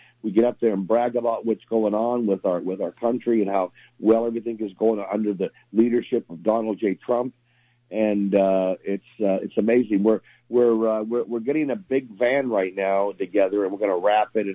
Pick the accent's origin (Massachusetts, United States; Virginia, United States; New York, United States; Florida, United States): Florida, United States; South; moved away; I'm from South Florida originally